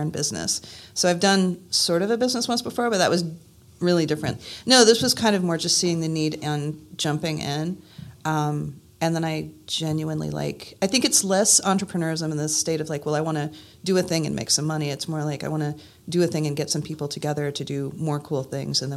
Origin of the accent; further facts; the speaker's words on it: Santa Cruz, California, United States; now in Burlington, United States; I was born originally in Santa Cruz, California